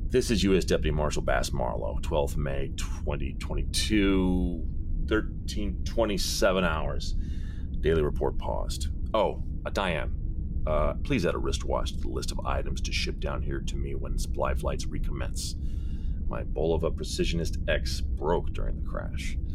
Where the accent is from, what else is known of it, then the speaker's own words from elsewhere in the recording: Brooklyn, New York, United States; I grew up in Brooklyn, so our booze selection was either Italian Bucco or Manischewitz.